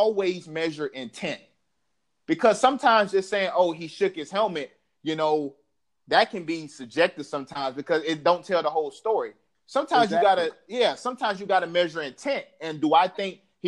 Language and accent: English; the South, United States; I'm from the South